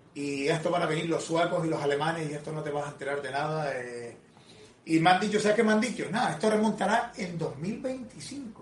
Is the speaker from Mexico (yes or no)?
no; Canary Islands, Spain; soy de Canarias